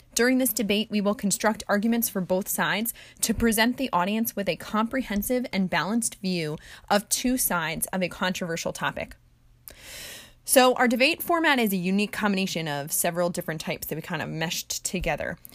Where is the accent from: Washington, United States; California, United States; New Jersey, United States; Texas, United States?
New Jersey, United States; Jersey Shore; I was born and raised on the Jersey Shore